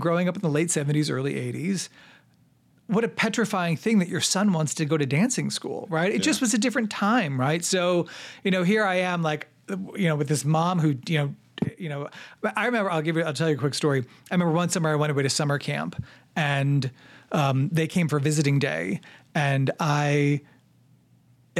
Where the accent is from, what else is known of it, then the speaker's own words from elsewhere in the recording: New York, United States; moved away as an adult; also born or lived in Missouri; I'm from New York, so every, you know, the addresses are different where I'm from